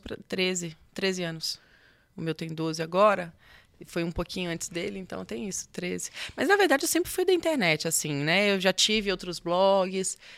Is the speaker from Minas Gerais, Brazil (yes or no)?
yes; Nanuque, Minas Gerais, Brazil; moved away; also born or lived in Espírito Santo; Eu sou de Nanuque, Minas Gerais. É, na verdade, eu sou capixaba. E, mas aí cresci em Nanuque